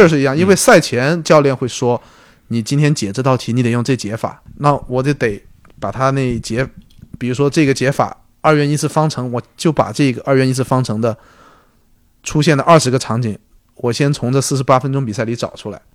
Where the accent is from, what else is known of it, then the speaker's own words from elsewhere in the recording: Guangdong, China; also born or lived in United States; 我是广东人嘛，然后家里面肯定还是希望独子嘛，希望我回家，然后就，最后肯定还是选择了广东队这份工作，然后一回来就干了六年